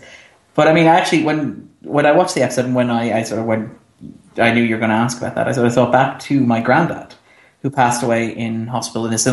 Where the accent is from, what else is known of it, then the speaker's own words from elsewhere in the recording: Ireland; We're Irish, so our official religion is lapsed Catholic.